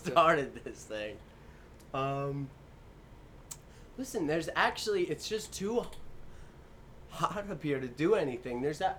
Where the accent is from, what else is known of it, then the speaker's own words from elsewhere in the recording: Hawthorne, United States; Yeah, me, I'm from Hawthorne too.